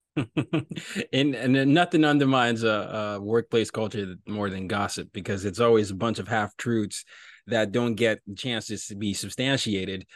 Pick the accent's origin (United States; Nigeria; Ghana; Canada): Nigeria; I'm from Nigeria.